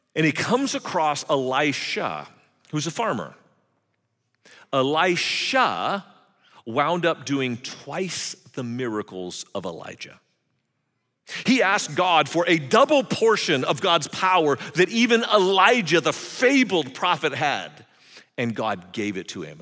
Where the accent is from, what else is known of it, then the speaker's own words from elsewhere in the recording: California, United States; I grew up in California in the seventies